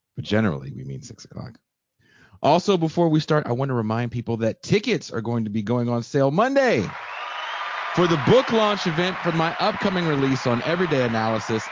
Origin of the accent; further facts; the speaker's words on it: Bay Area, California, United States; I'm from the Bay Area.